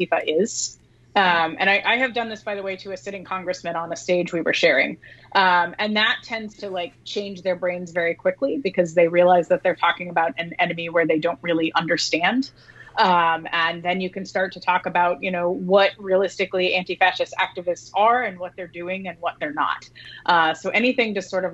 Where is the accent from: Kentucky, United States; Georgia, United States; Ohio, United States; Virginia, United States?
Kentucky, United States; I'm from Kentucky.